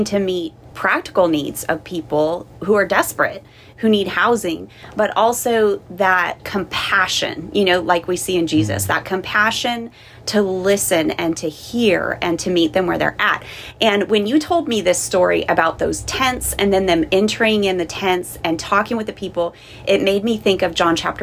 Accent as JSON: {"language": "English", "region": "Southern California", "country": "United States", "tie": "born or raised there", "first_language": "English", "moved": "as an adult", "said": "I grew up in Southern California"}